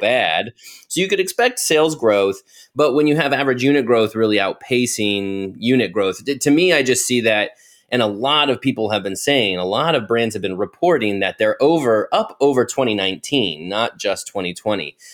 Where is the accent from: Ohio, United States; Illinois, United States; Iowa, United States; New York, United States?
Ohio, United States; moved away; I just moved to Ohio. I'm originally from Ohio